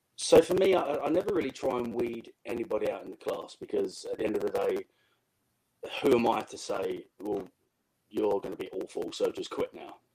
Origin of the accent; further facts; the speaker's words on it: England, United Kingdom; I'm from England.